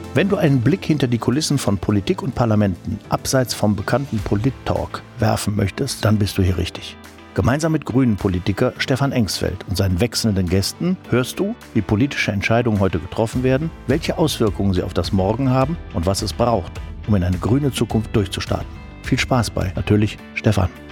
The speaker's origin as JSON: {"language": "German", "town": "Lüdinghausen", "region": "North Rhine-Westphalia", "country": "Germany", "tie": "born or raised there", "said": "in Lüdinghausen in meiner Heimatstadt"}